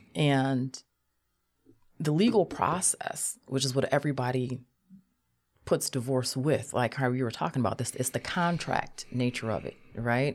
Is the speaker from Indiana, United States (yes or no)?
no; Cleveland, Ohio, United States; I'm from Cleveland